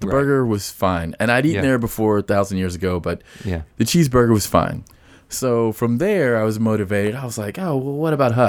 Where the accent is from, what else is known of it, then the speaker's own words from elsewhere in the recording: the South, United States; I'm from the South.